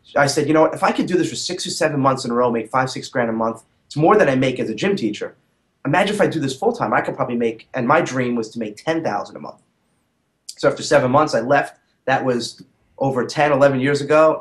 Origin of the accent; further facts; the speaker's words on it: New City, New York, United States; I grew up in a suburb of New York City called New City, okay. Uh, Rockland County